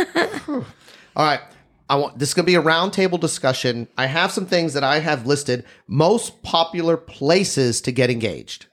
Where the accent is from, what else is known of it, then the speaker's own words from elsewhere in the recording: Texas, United States; I'm from Texas.